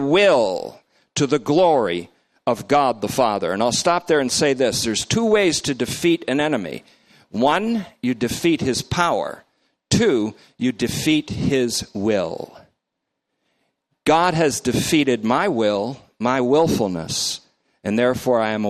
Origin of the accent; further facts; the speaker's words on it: Vermont, United States; my guys that I grew up with in Vermont